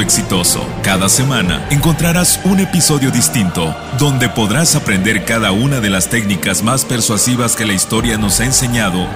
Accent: Mexico; en mi país México

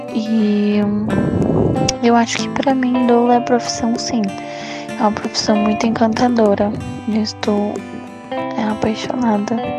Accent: Santos, São Paulo, Brazil; eu sou do litoral de São Paulo, sou de Santos

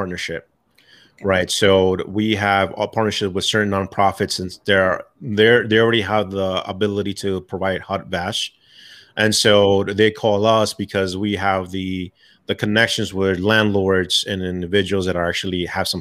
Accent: New York City, New York, United States; moved away; I'm originally from New York, Bronx, New York

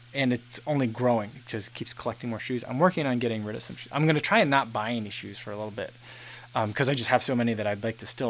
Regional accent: Chicago, Illinois, United States; When we came from Chicago, I brought all my shoes in a giant like contractor like debris bag

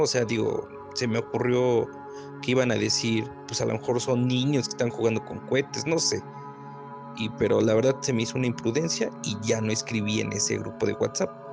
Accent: Puebla, Mexico; soy de Puebla Capital

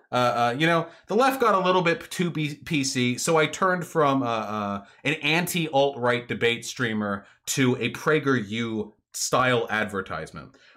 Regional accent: Beverly Hills, California, United States; I grew up in Beverly Hills

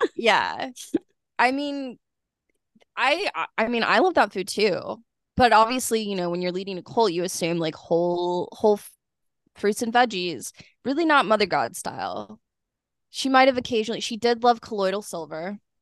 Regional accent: Kansas, United States; also born or lived in Lawrence, Kansas; growing up in Kansas and then, like, in Lawrence

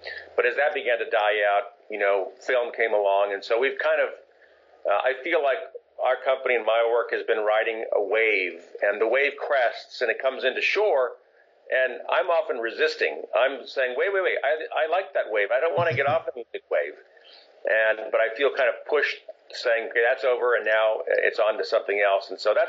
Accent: Japan; I was born and raised in Japan. I lived there for most of the first 18 years of my life.

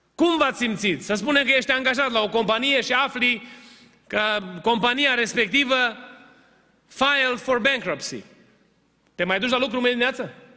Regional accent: Romania; moved away; suntem din România

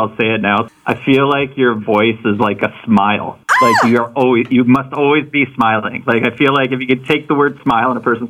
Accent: Gimli, Manitoba, Canada; my growing up in Gimli. I mean, it's a small town. I was born in 1980

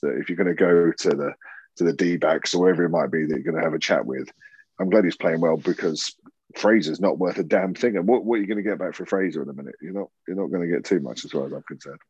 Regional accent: United Kingdom; accent: southern; now in Yorkshire, United Kingdom; my southern accent, uh, uh, you know, I, I, hold on to it strong in Yorkshire

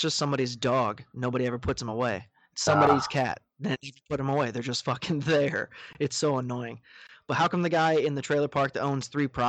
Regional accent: Wisconsin, United States; Like, I'm from Wisconsin. Welcome to Wisconsin. Milwaukee comes alive in the summertime.

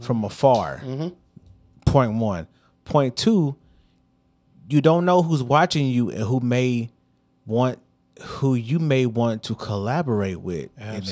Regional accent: Hazelwood, Missouri, United States; also born or lived in Bellefontaine Neighbors, Missouri; I came from East, man. Shout out to the Spartans

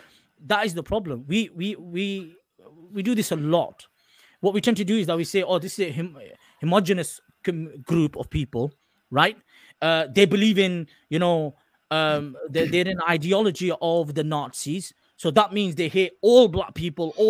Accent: England, United Kingdom; I'm an Englishman. I'm Pakistani heritage.

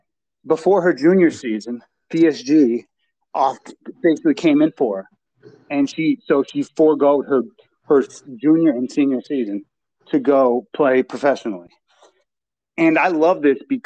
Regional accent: Romania; I'm proud to be Romanian

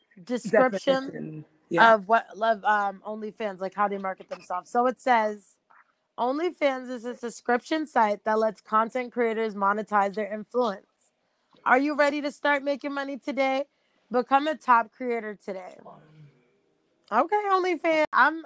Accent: United States; Okay, let me go back to being American.

